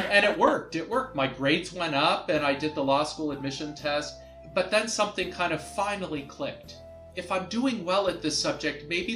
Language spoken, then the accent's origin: English; Toronto, Ontario, Canada; moved away; I grew up in Toronto